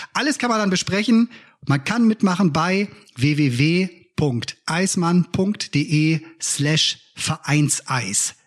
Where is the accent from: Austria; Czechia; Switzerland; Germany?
Germany; Bremen; das sage ich ja wieder als Bremer